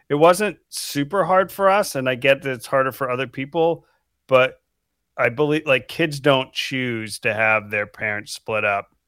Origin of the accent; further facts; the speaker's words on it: Falmouth, Maine, United States; moved away as an adult; also born or lived in West Coast; I grew up in Falmouth, Maine. which is right outside of Portland.